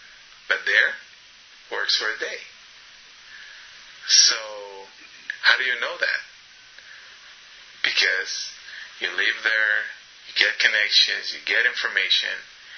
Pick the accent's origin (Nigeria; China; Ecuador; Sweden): Ecuador; Shell, Pastaza; now in United States; Me, as growing up in Shell, we don't have good quality water, not because it has bacteria, but because it has a lot of sand and mud.